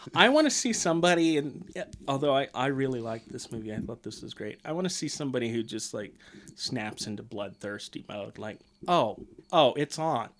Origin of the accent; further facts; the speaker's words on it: United States; I am a red-blooded American